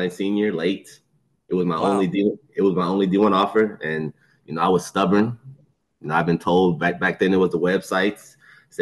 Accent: Katy, Texas, United States; also born or lived in Edinburg, Texas; now in Corpus Christi, United States; I'm originally from Katy, Texas

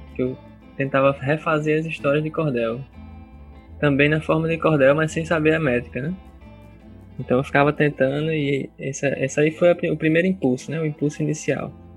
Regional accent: Parnamirim, Rio Grande do Norte, Brazil; also born or lived in Natal; nasci em Natal, mas desde cedo, meus 5 anos de idade, eu comecei a morar em Parnamirim, né? E não saí mais de lá.

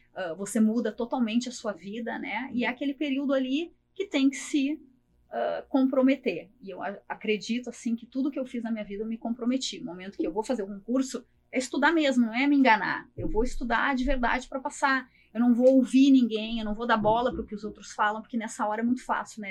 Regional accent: Porto Alegre, Rio Grande do Sul, Brazil; meu sotaque não nega, eu sou natural de Porto Alegre, sou aqui de Porto Alegre

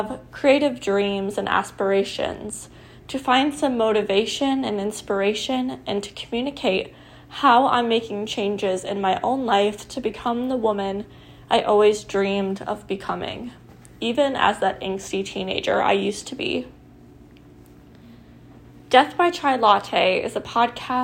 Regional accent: Nebraska, United States; I went to college in my hometown in Nebraska

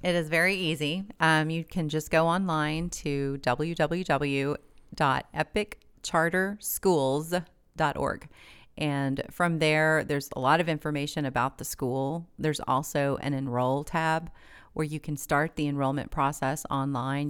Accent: Tulsa, Oklahoma, United States; I was born and raised in Tulsa.

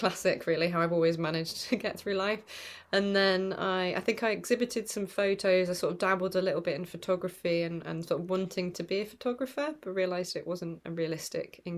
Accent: Oxford, South East England, United Kingdom; moved away as an adult; also born or lived in Southampton / Manchester; now in Huddersfield, United Kingdom; I was born in Oxford, actually, but moved in my 20s to study visual arts in Manchester

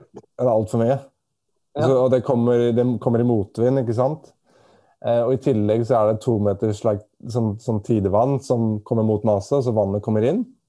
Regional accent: Norway; moved away as an adult; now in Australia; jeg kommer fra Norge

